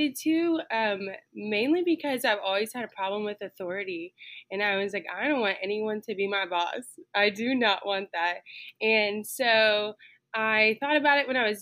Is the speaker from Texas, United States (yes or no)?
yes; Stephenville, Texas, United States; I am from Stephenville, Texas, and I currently still live in Stephenville, Texas. I have lived here for my entire life